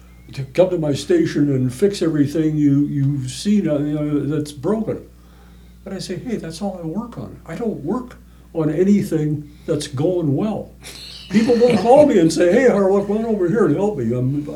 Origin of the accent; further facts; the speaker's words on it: Minneapolis, Minnesota, United States; moved away as an adult; I grew up in Minneapolis.